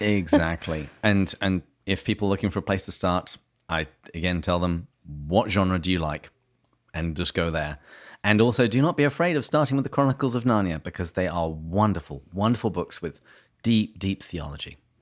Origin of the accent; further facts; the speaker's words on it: England, United Kingdom; moved away as an adult; now in United States; I was born in England, which is why my words sound this way